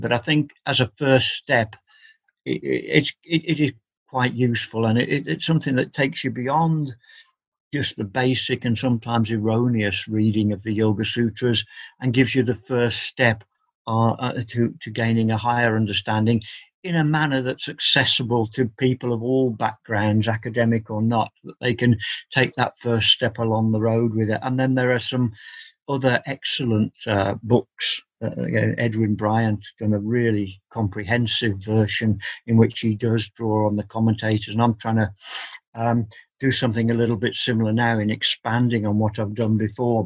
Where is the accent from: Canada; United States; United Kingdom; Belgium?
United Kingdom; England; I've always regarded myself as an Englishman studying an Indian religion